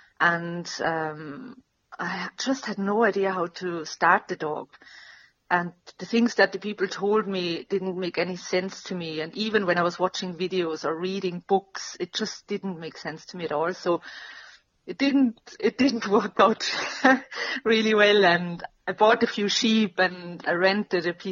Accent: Salzburg, Austria; moved away as an adult; now in Ireland; I grew up in Salzburg City.

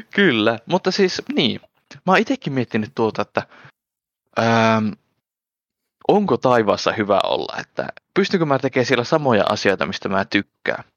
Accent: Finland; Suome, Suomessa täällä kotopuolessa

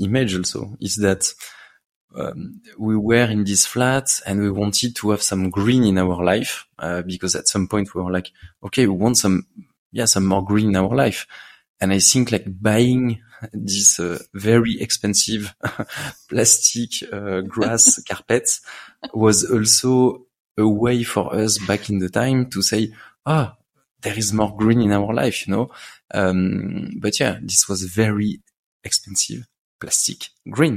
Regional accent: Paris, Île-de-France, France; I grew up in Paris.

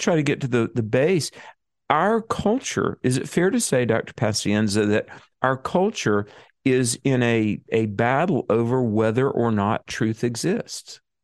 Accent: North Carolina, United States; my home state of North Carolina

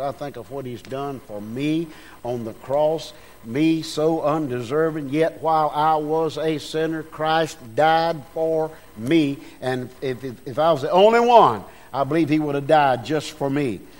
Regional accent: United States; I was born in America

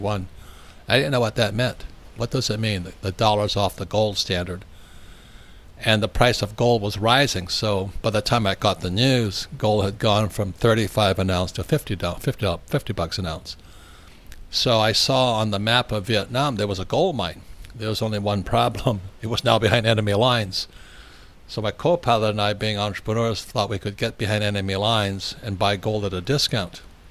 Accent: United States; We're Americans.

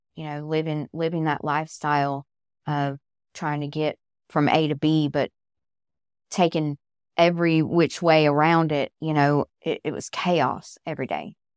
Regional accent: Southern California, United States; moved away as an adult; now in Georgia, United States; I'm originally from Southern California. I moved out here to Georgia when I married my husband

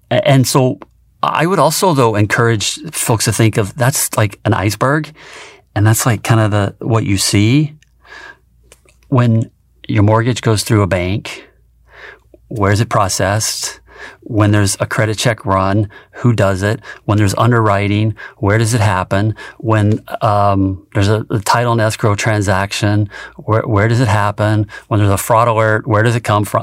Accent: rural Tennessee, United States; moved away as an adult; I grew up in rural Tennessee on a small farm

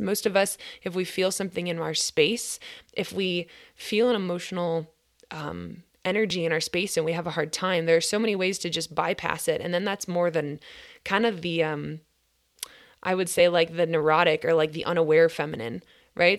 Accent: Minnesota, United States; I'm from Grit, Minnesota

